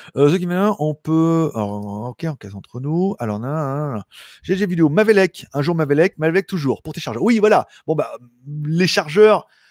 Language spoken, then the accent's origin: French; France; Je suis français